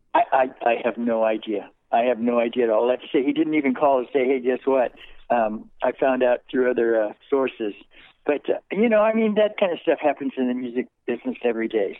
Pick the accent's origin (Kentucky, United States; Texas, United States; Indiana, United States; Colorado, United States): Colorado, United States; also born or lived in California; my parents moved uh, very quickly to Colorado, where I grew up